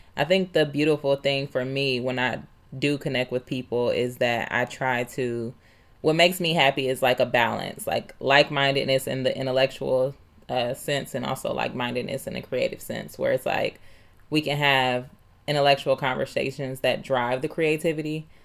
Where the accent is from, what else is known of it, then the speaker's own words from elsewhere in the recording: Dayton, Ohio, United States; we both grew up in the View